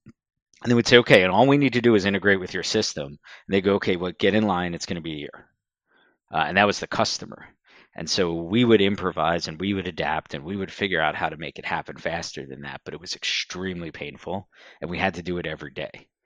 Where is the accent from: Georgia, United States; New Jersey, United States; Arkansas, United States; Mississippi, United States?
New Jersey, United States; Southern; moved away as an adult; also born or lived in Washington, D.C.; now in Philadelphia, United States; I grew up in Southern New Jersey and then moved across the river to Philadelphia twenty-some-odd years ago.